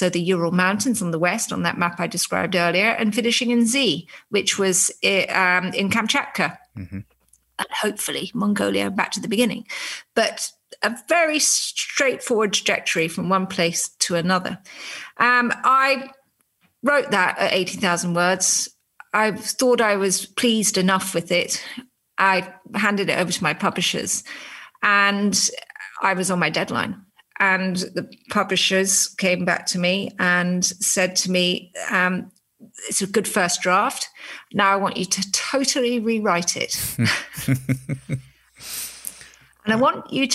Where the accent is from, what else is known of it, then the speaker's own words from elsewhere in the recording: United Kingdom; I'm a British journalist